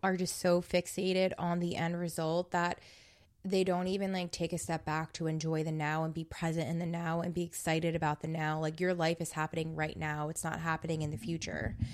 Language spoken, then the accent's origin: English; New Jersey, United States; I'm from New Jersey